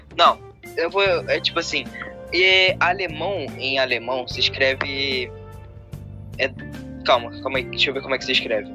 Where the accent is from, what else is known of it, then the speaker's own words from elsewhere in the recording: Rio de Janeiro, Brazil; eu sou carioca